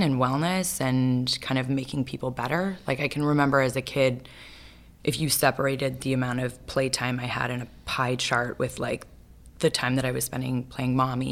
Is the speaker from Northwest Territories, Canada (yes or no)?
no; Vancouver, British Columbia, Canada; I grew up in Vancouver, Canada.